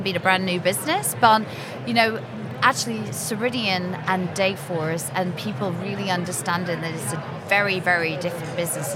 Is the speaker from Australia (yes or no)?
no; Scotland, United Kingdom; I'm Scottish